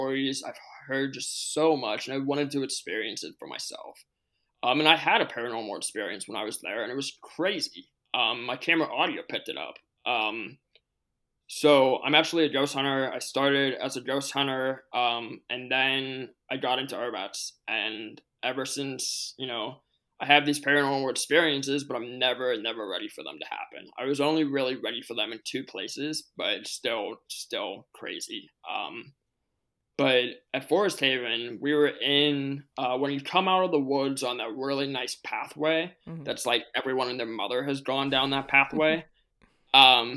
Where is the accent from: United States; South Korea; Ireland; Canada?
United States; Pittsburgh, Pennsylvania; my hometown is Pittsburgh